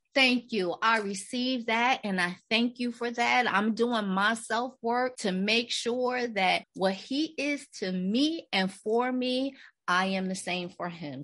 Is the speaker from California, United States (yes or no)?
no; New Jersey, United States; we're from Jersey